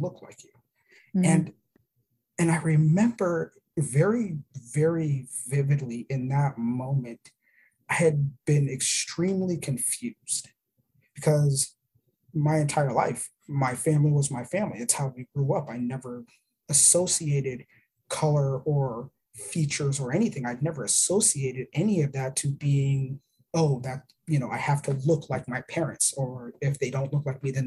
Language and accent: English; Arizona, United States; moved away; also born or lived in Florida; I was born in Arizona. I was born on the Gila River Indian Reservation